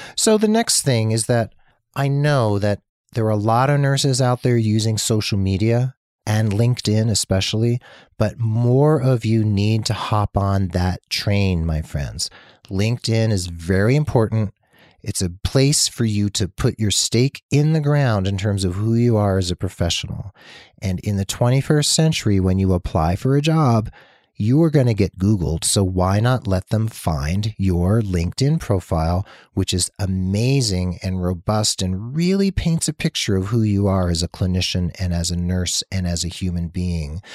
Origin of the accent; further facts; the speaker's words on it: New Jersey, United States; moved away; also born or lived in Massachusetts; New Jersey, my home state, Massachusetts, my adopted home state